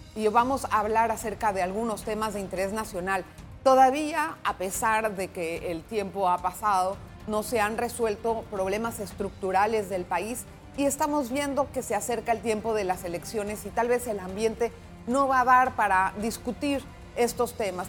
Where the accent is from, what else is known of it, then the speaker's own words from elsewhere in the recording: Panama; Ya sabe cómo somos los panameños